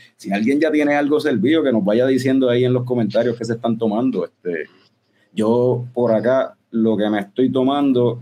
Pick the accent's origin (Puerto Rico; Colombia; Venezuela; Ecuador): Puerto Rico; somos de Puerto Rico